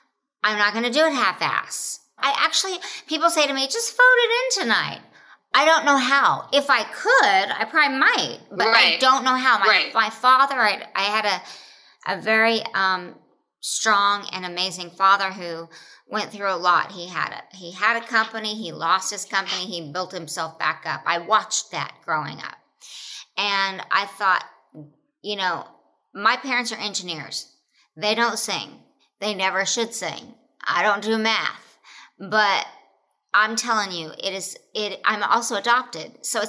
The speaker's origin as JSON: {"language": "English", "region": "Oklahoma", "country": "United States", "tie": "born or raised there"}